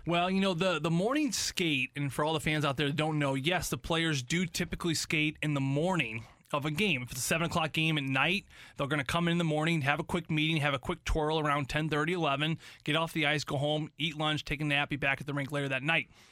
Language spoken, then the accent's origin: English; St. Louis, Missouri, United States; I grew up with him in St. Louis. He was an Oakville guy. I was South County as well.